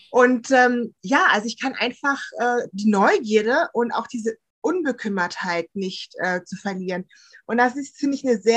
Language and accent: German; Bonn, North Rhine-Westphalia, Germany; Also ich bin ja im Bonner Umfeld aufgewachsen und da ist ja Karneval ganz groß.